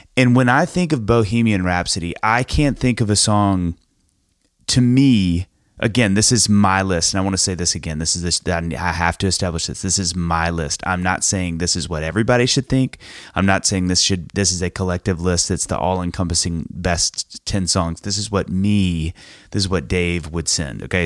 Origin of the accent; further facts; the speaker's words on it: United States; as an American dude